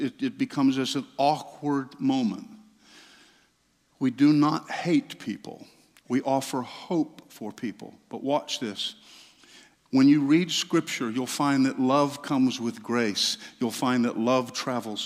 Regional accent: Southeast, United States; I grew up in the Southeast in small Pentecostal churches

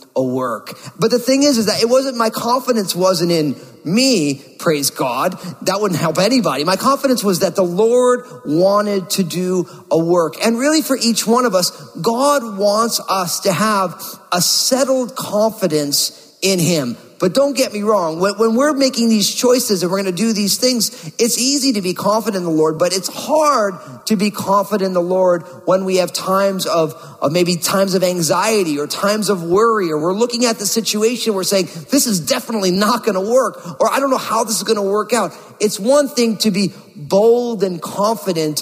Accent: New Jersey, United States; moved away as an adult; also born or lived in Bay Area, California; my home state, my native state of New Jersey

